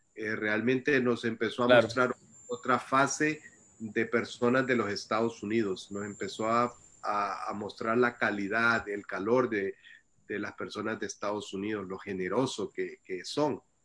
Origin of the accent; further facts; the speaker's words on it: El Salvador; moved away; also born or lived in Costa Rica / United States; yo nací en El Salvador y, a temprana edad de, yo salí del Salvador